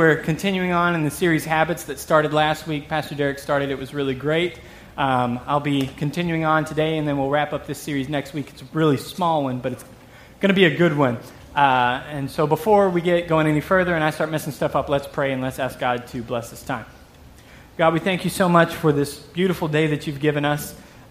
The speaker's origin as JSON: {"language": "English", "region": "Texas", "country": "United States", "accent": "southern drawl", "said": "Okay, I moved up here from Texas 3 years ago. In case a little southern draw sneaks out on some words, you'll have to forgive me for that."}